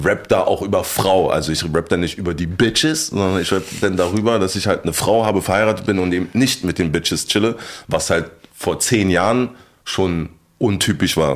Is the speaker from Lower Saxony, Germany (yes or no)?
no; Berlin, Germany; Meine alte Oberschule, wo ich äh, hingekommen, hingekommen bin dann, war die Ansammlung von den schwersten Problemschülern aus Kreuzberg